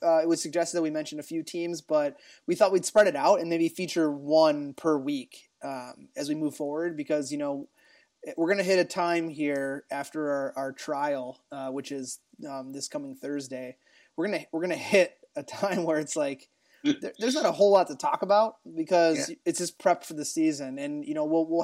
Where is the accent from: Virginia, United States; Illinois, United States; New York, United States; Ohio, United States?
Ohio, United States; I was growing up in Ohio